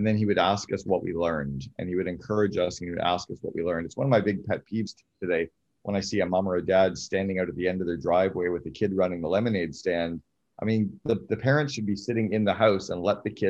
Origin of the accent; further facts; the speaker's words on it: Sudbury, Ontario, Canada; I grew up in Northern Ontario in Canada in a place called Sudbury